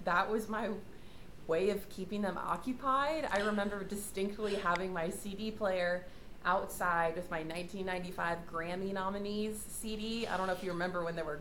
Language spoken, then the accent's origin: English; Mundelein, Illinois, United States; I grew up in the suburbs of Chicago in a little town called Mundelein, Illinois, and basically lived in the Chicago suburbs until I went to college. So Chicago girl, born and raised